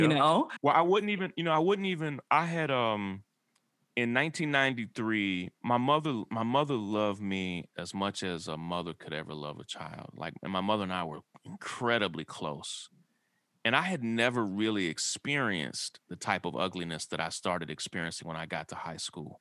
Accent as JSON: {"language": "English", "region": "Kentucky", "country": "United States", "tie": "born or raised there", "said": "I grew up in a small rural town in Kentucky"}